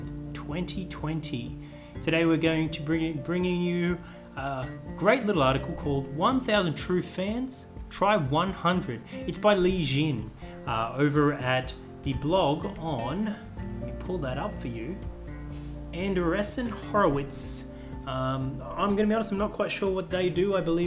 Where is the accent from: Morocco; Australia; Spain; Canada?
Australia; As a Australian